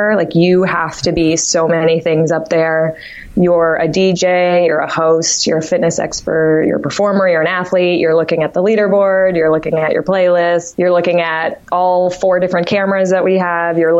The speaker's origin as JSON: {"language": "English", "area": "Martha's Vineyard", "region": "Massachusetts", "country": "United States", "also_born_or_lived": "Amherst, Massachusetts", "moved": "yes", "said": "I'm originally from Martha's Vineyard, Massachusetts, small island"}